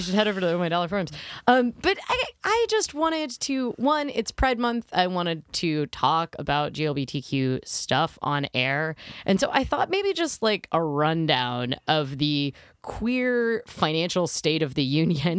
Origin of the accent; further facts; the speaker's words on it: United States; as an American who at the time didn't have health insurance